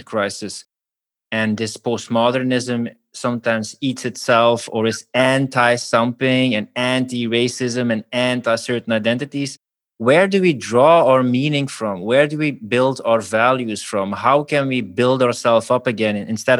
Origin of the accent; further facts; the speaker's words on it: Flanders, Belgium; we're from Belgium